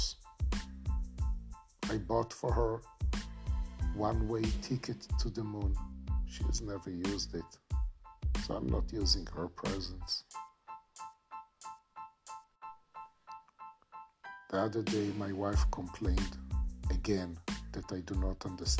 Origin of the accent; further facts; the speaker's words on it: Israel; now in Florida, United States; I live in Florida. I was born in Israel